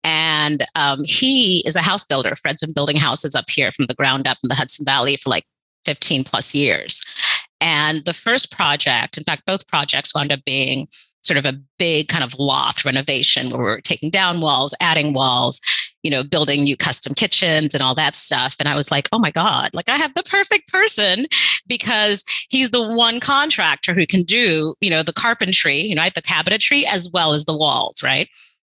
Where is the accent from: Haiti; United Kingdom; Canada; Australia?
Haiti; also born or lived in New York City, United States; So I grew up partly in Haiti, partly in New York City.